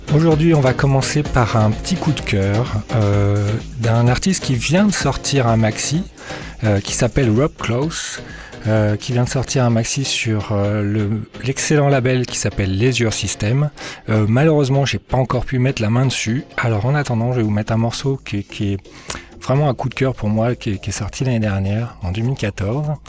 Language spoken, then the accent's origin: French; Lyon, Auvergne-Rhône-Alpes, France; moved away as an adult; now in Moncton, Canada; je suis lyonnais, donc euh, originaire de Lyon en France